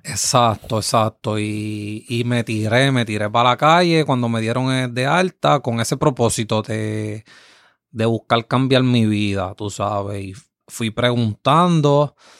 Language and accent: Spanish; Yabucoa, Puerto Rico; mi pueblo